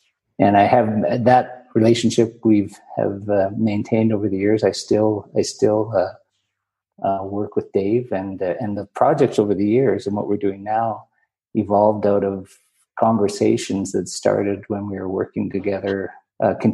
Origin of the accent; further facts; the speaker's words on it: Northern Alberta, Canada; also born or lived in Ontario / Edmonton; I grew up in Northern Alberta. I was born in Ontario.